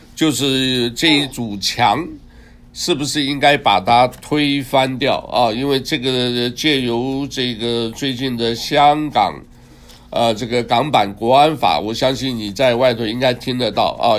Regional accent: Taiwan; also born or lived in Hunan (ancestral home); now in United States; 我出生，出生长大都在台湾

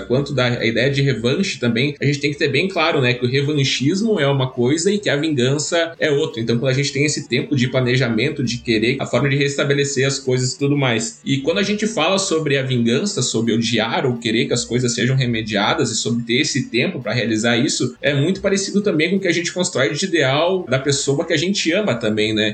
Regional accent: Rio Grande do Sul, Brazil; eu sou gaúcho

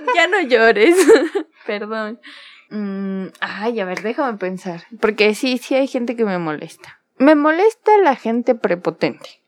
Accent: Mexico; tenemos como mexicanos

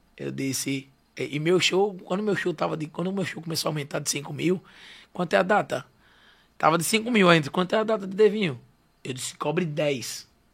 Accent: Aracaju, Sergipe, Brazil; Eu sou de Aracaju

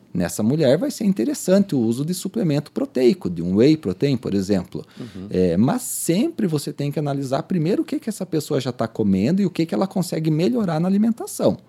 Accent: Pato Branco, Paraná, Brazil; also born or lived in Recife; nós sulistas, eu sou nascido em Pato Branco

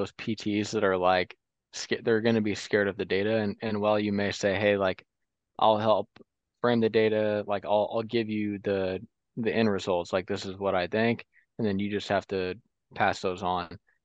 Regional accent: Central Illinois, United States; I'm from Central Illinois

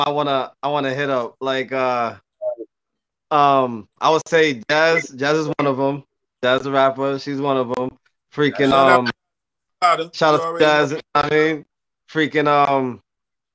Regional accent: Cambridge, Boston, Massachusetts, United States; moved away; I was born in Cambridge, Boston. I mean, shout out to Boston, 617. I mean, raised in 978

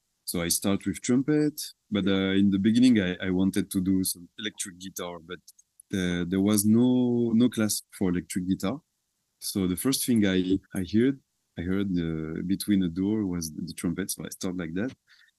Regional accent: south of France, France; English is a second language; It's just a simple music school from my hometown.

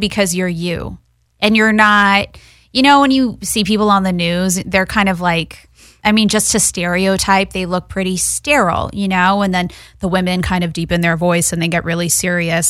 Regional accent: Los Angeles, California, United States; I grew up in Westwood.

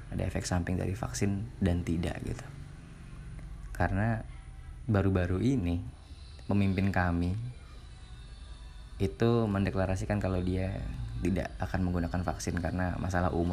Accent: Ketapang, West Kalimantan, Indonesia; Yang bikin saya makin terasa adalah dalam pesawat tersebut ada penumpang dari kota saya, kota Ketapang gitu.

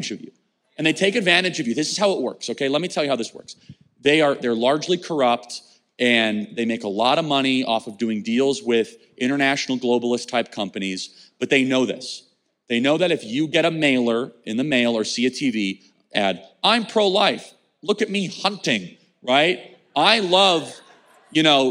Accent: Chicago, Illinois, United States; now in Phoenix, United States; I grew up in Chicago

